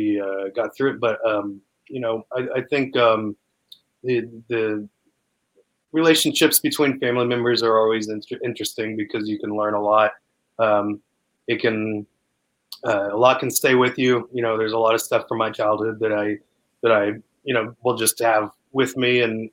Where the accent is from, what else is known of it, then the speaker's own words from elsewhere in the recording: Canada; moved away; I mean, came like from Canada. I mean, why did I come from Canada?